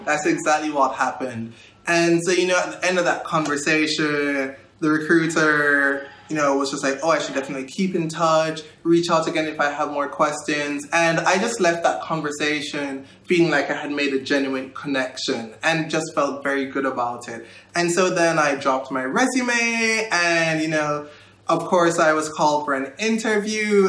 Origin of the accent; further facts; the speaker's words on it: Kingston, Jamaica; moved away as an adult; I was born and raised in Kingston, Jamaica